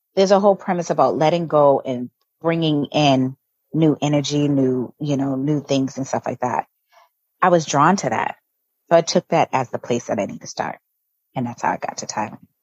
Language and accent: English; Boston, Massachusetts, United States; moved away as an adult; also born or lived in Virginia; now in Tulum, Mexico; So I'm originally from Boston, Massachusetts, born and raised